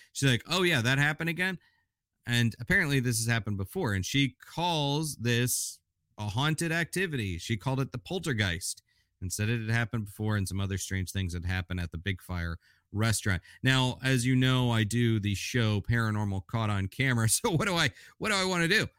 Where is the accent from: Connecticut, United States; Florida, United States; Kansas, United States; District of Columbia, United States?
Florida, United States; Orlando; I grew up in Orlando